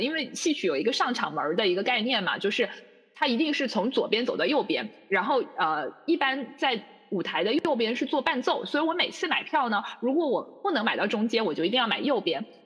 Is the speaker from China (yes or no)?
yes; Zhuhai, Guangdong, China; also born or lived in Brisbane, Australia; 在我的家乡珠海